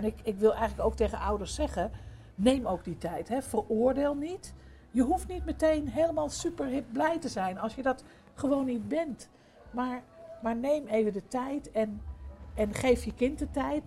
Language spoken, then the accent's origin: Dutch; Amsterdam, North Holland, Netherlands; ik kom uit Amsterdam, daar, ben ik zelf geboren en opgegroeid